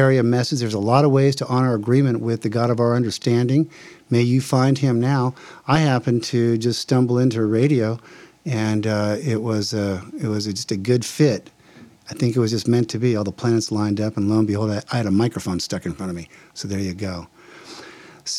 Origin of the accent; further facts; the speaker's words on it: New Jersey, United States; now in Palm Springs, United States; I'm from New Jersey originally